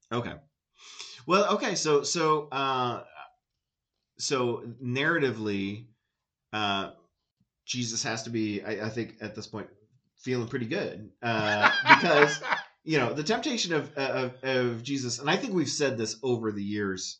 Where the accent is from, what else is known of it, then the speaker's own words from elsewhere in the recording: United States; I'm American